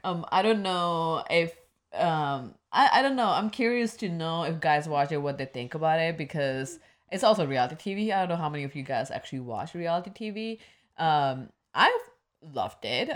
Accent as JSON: {"language": "English", "region": "Midwest", "country": "United States", "tie": "born or raised there", "said": "The growing up in Midwest"}